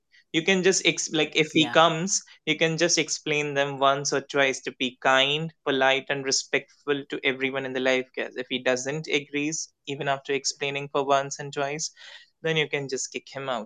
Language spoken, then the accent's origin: English; India; English is a second language; I'm an Indian